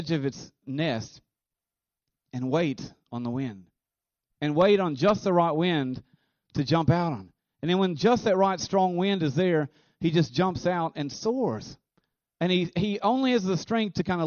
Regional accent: United States; being an American

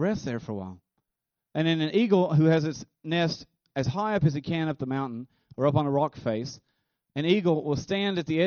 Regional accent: United States; being an American

